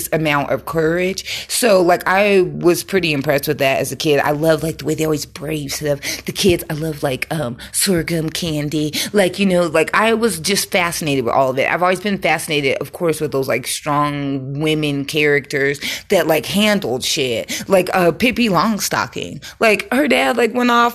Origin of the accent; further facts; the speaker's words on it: Colorado, United States; I'm from Colorado, grew up in the wild, wild west, where we got those big hills up there